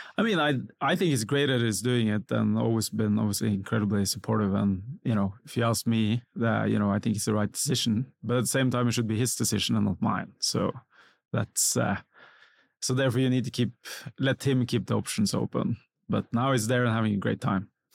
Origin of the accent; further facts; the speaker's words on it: Norway; moved away as an adult; now in Singapore; growing up in Norway